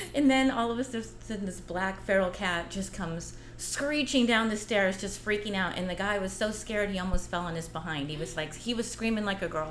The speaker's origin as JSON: {"language": "English", "town": "Los Angeles", "region": "California", "country": "United States", "tie": "born or raised there", "also_born_or_lived": "Granada Hills, California", "lives_now": "San Pedro, United States", "said": "I grew up in Westchester, California, and have had the pleasure of being a new San Pedrin here"}